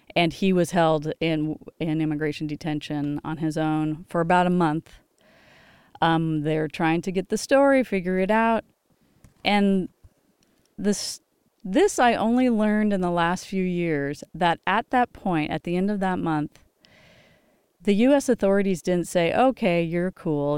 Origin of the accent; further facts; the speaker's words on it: Los Angeles, California, United States; I grew up in Los Angeles